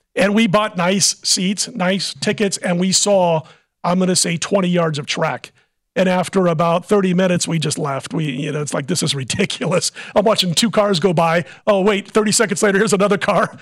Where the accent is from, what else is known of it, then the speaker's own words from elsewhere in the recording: Midwest, United States; moved away; I was a Cardinal fan growing up in the Midwest